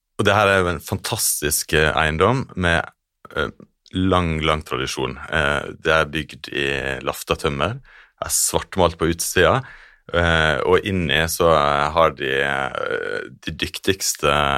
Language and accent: Norwegian; Stranda municipality, Sunnmøre, Møre og Romsdal, Norway; vokst opp i eh, denne kommunen hvor ja. Geiranger ligger.